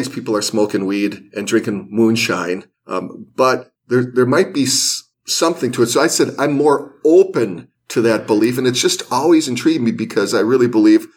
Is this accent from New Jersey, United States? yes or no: no; Los Angeles, California, United States; I was raised in Los Angeles during the 60s and 70s